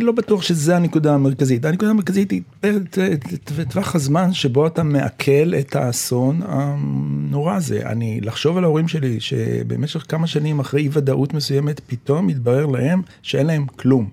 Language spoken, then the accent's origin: Hebrew; Jerusalem, Jerusalem District, Israel; אני גרתי בירושלים, נולדתי בירושלים, אה, סמוך בשכונת, אה, שהיום נקראת שכונת הבוכרים